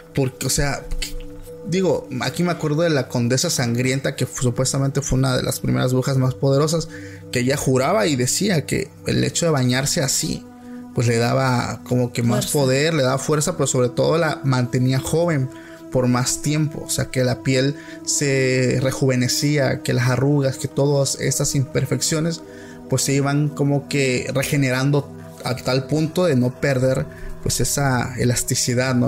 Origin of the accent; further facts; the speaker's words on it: Oaxaca, Mexico; soy de Oaxaca